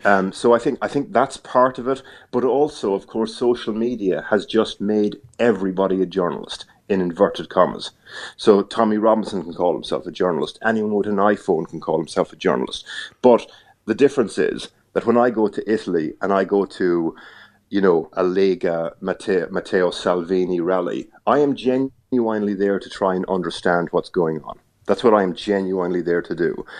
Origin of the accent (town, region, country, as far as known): Ireland; accent: Irish; moved away as an adult; now in United Kingdom